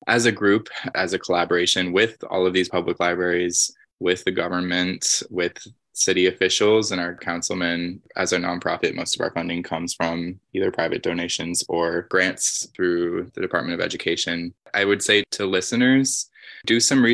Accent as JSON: {"language": "English", "town": "New York City", "region": "New York", "country": "United States", "tie": "born or raised there", "said": "growing up in New York City"}